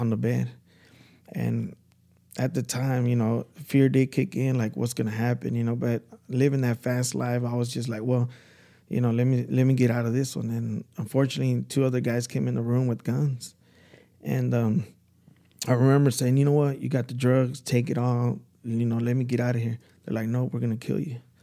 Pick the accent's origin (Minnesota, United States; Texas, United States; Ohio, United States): Texas, United States; Dallas; I'm from Dallas.